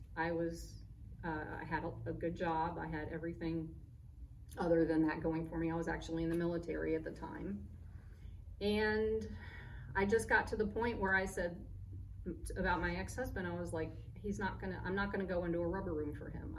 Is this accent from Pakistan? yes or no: no; Germany; moved away; also born or lived in Boca Raton, Florida; She ended up moving to Germany, so I was born in Germany